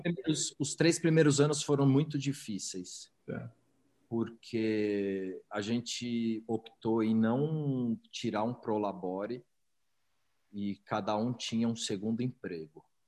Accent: São Paulo, Brazil; eu sou paulistano, nasci, nasci em São Paulo, é, cresci no Alto de Pinheiros

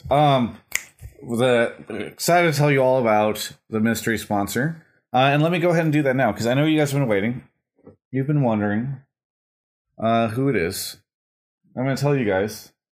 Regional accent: Dallas, Texas, United States; I'm from Dallas. Dallas, Texas.

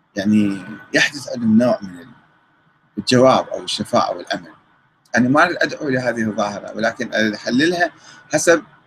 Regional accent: Iraq; عندنا بالعراق

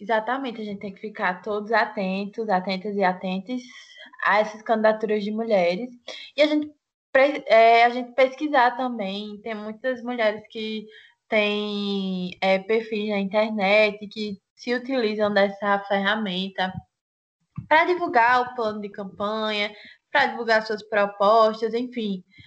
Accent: Santa Rita, Paraíba, Brazil; eu sou de Santa Rita

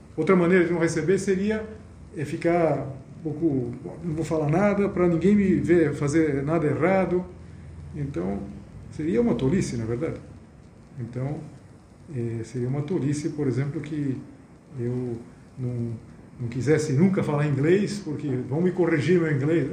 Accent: Brazil; Eu sou brasileiro

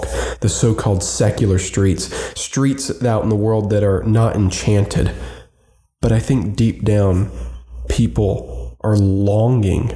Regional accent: Roanoke, Virginia, United States; my hometown, Roanoke, Virginia

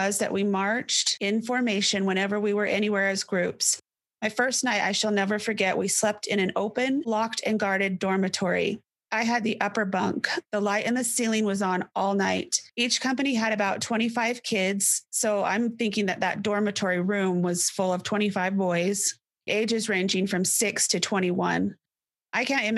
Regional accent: South Fremont, Idaho, United States; we're from South Fremont.

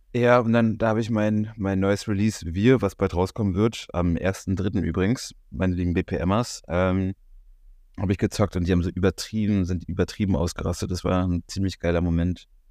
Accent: Berlin, Germany; als Berliner

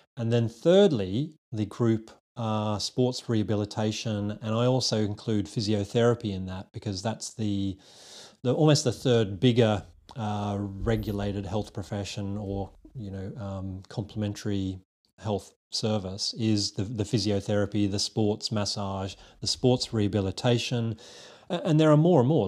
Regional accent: Australia; accent: Aussie; moved away as an adult; also born or lived in United Kingdom; now in London, United Kingdom; a little twang that's still going on in my uh, accent, which is an Aussie accent. So I'm a Aussie born and bred and trained chiropractor myself.

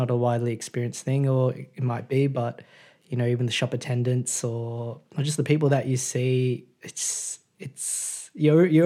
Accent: Australia; born there; even though I was born in Australia, whenever I go there, I just feel I feel at home.

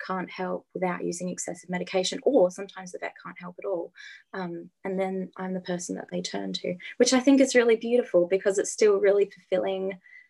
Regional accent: Adelaide, South Australia, Australia; I'm from Adelaide, born and bred in Adelaide.

